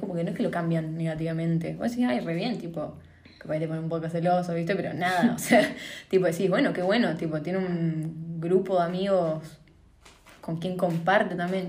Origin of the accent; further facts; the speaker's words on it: Paraná, Entre Ríos, Argentina; soy de Paraná.